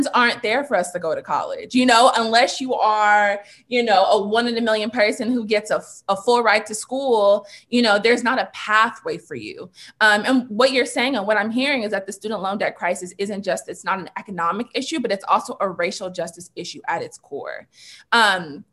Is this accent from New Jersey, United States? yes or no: no; California, United States; Black children growing up in California, growing up in the United States